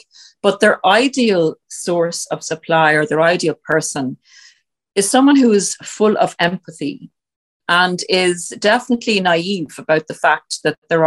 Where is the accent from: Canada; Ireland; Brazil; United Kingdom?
Ireland; we're Irish